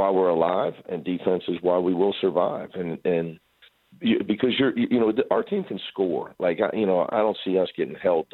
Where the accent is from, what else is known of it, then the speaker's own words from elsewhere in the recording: Midwest, United States; moved away as an adult; also born or lived in Cincinnati; now in Los Angeles, United States; I'm from the Midwest